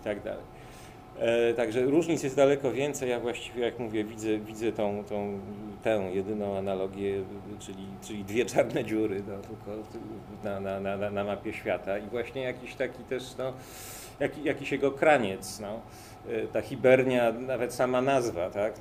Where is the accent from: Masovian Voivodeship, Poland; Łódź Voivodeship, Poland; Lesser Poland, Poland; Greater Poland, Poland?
Łódź Voivodeship, Poland; Łódź; u nas w Łodzi